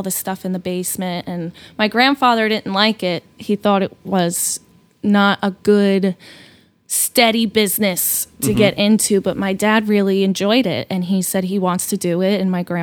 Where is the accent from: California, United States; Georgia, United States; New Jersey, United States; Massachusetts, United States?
New Jersey, United States; Jersey girl, born and raised.